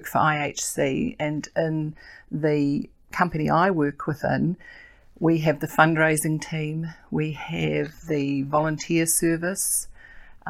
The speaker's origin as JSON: {"language": "English", "region": "Auckland", "country": "New Zealand", "tie": "born or raised there", "also_born_or_lived": "Kaitaia, Northland", "said": "I grew up in Auckland, in South Auckland"}